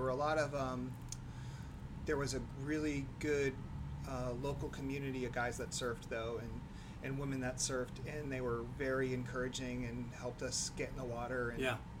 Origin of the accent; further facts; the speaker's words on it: New Hampshire, United States; So yeah, I grew up in New Hampshire. My daughter's fifth generation in our house, so nice. We have some Northeast roots.